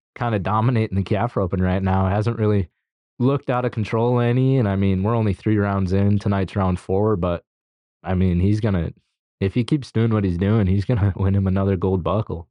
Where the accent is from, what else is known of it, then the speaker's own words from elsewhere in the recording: Dickinson, North Dakota, United States; moved away as an adult; I'm from Dickinson